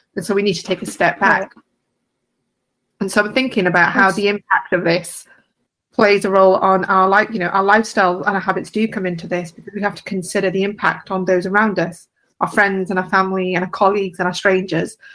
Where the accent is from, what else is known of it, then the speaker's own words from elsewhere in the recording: London, United Kingdom; I'm from London in the UK